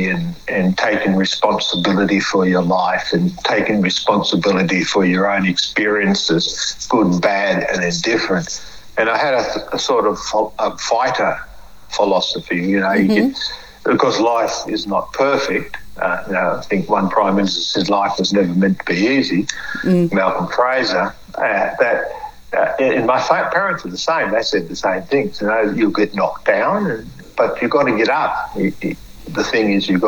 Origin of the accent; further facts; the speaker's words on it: Australia; I may be a dumb black fella from the bush